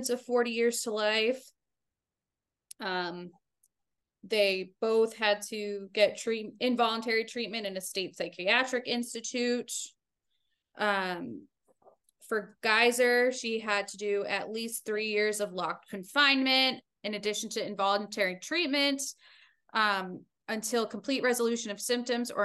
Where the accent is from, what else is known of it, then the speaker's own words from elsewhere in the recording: Narragansett, Rhode Island, United States; I'm from Rhode Island.